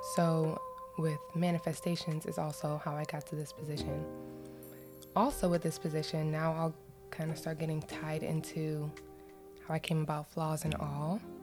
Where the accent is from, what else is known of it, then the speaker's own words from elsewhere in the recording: Florida, United States; moved away; also born or lived in Cleveland, Ohio; growing up in Florida, where I was living wasn't that populated with black women